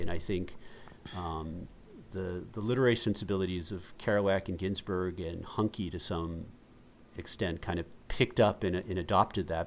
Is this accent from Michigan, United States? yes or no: no; Massachusetts, United States; We grew up in Massachusetts